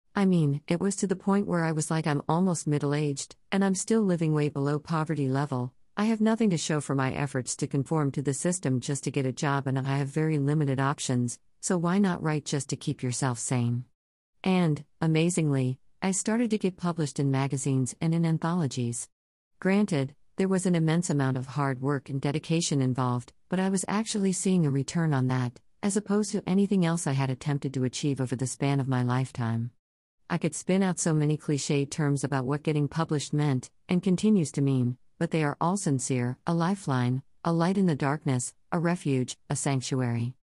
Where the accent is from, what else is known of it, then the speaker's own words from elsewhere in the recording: Florida, United States; I was living in increasingly conservative, intolerant Florida